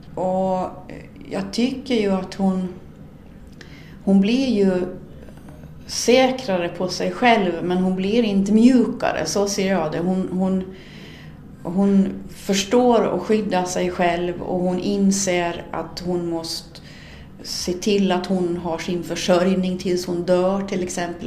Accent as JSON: {"language": "Swedish", "town": "Sund", "region": "Åland", "country": "Åland Islands", "tie": "born or raised there", "said": "i den lilla byn Björby in till Sunds kyrka där jag är född och uppvuxen"}